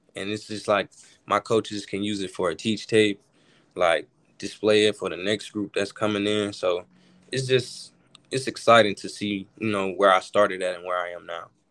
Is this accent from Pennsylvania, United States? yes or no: no; Alabama, United States; growing up in Alabama